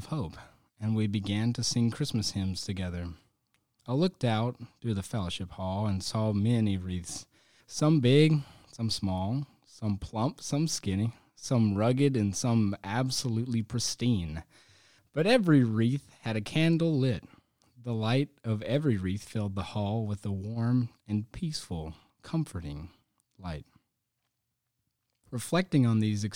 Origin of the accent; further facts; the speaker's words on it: Charlotte, North Carolina, United States; When I was growing up in Charlotte, my family always went to the Advent wreath-making dinner